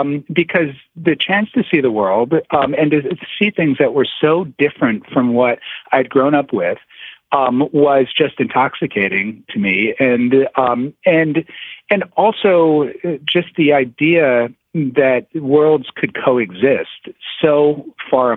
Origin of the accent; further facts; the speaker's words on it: Toledo, Ohio, United States; moved away; I was born in Toledo, Ohio